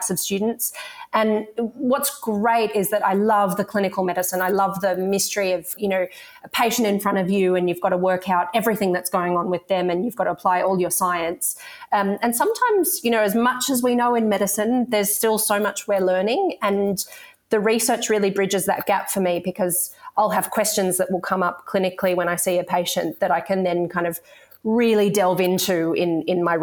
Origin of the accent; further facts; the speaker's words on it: Sydney, New South Wales, Australia; I grew up around Sydney and now live and work in Sydney